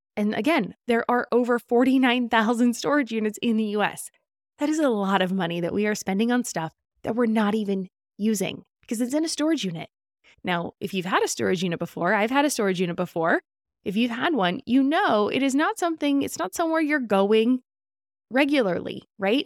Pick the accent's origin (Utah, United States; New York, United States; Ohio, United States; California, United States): California, United States; As a Californian